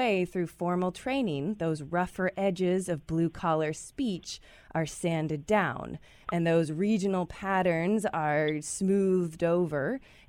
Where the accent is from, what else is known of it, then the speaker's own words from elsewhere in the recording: Louisville, Kentucky, United States; now in Omaha, United States; I was raised in Kentucky by two parents from Southern California.